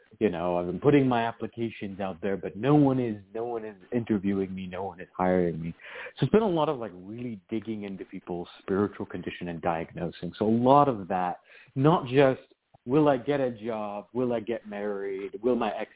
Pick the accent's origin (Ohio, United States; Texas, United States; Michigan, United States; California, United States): California, United States; Southern; now in East Coast, United States; I was originally from Southern California, or at least I lived a good deal of my life in Southern California